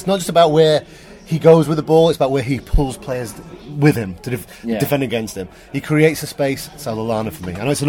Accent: Liverpool, North West England, United Kingdom; now in New York, United States; originally from Liverpool, but now live in New York.

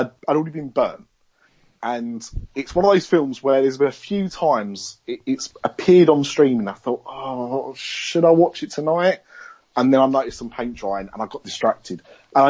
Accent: London, United Kingdom; accent: Cockney; If we're from the East End

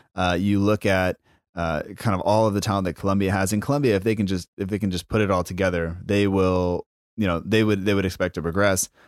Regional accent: United States; my family is from is from Norway and Italy. I was born in America

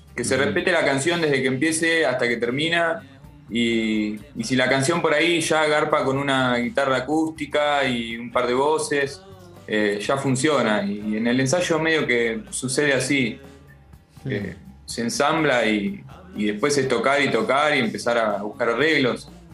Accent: La Pampa, Argentina; Somos de, somos de La Pampa nosotros

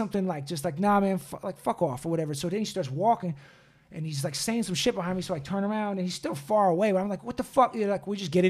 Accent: United States; I almost got in a fight in London in the streets over being American.

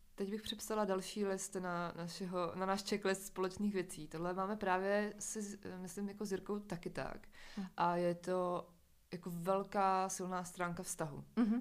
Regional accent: near Uherské Hradiště, Moravian Slovakia, Zlín Region, Czechia; já jsem ze Slovácka, uh, jsem od Horského hradiště.

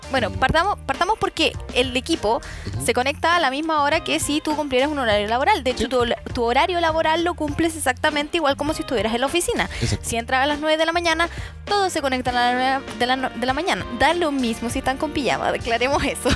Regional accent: Chile; nosotros los chilenos porque somos chilenos

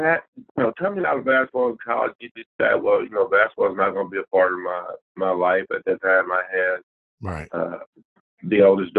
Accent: Indianapolis, Indiana, United States; I'm from Indianapolis. I'm here. I'm a graduate of Christmas Addicts High School. I actually went to Northwest my first 3 years.

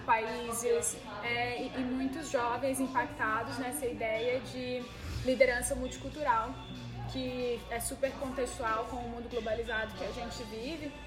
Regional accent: Ceará, Brazil; eu sou cearense, nordestina, mulher, brasileira

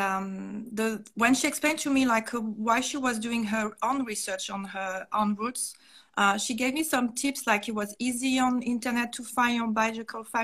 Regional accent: northern France, France; English is a second language; moved away as an adult; also born or lived in Seoul, South Korea; I used to grow up in a countryside of north of France

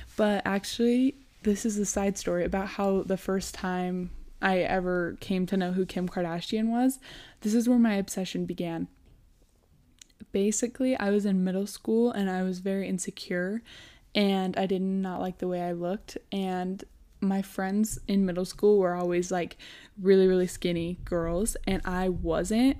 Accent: Rigby, Idaho, United States; also born or lived in Rexburg, Idaho; now in Idaho Falls, United States; when we were six, I moved to Rigby and then just kind of lived there ever since

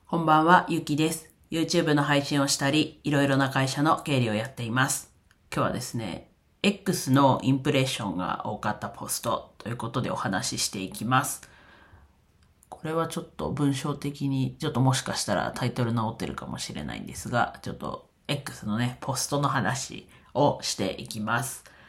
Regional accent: Iwate, Japan; 自分の出身地である岩手

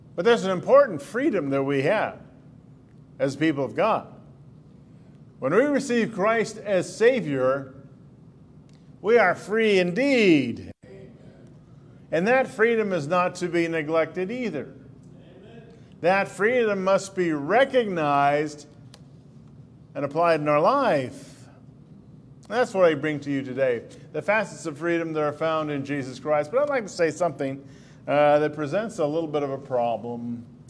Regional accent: United States; I didn't choose to be in America. I was born as a result of my parents. They were here, and they were citizens.

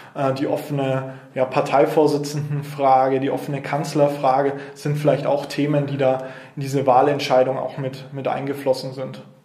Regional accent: Nuremberg, Bavaria, Germany; hier in Nürnberg geboren. Ähm, bin in Zabo-Gleisheimer Mögeldorf, also da, wo ich jetzt auch aktiv bin, ähm, bin ich aufgewachsen

